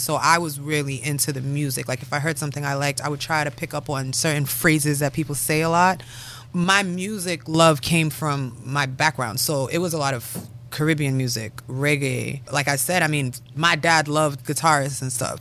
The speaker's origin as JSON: {"language": "English", "town": "Milton", "country": "United States", "tie": "born or raised there", "also_born_or_lived": "Harrisburg, Pennsylvania", "moved": "as an adult", "said": "I grew up in Milton"}